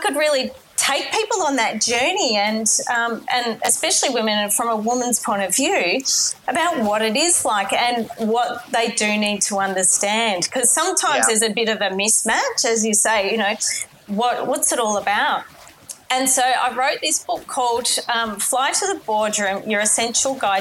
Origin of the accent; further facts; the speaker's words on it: Melbourne, Victoria, Australia; I grew up in Melbourne in Australia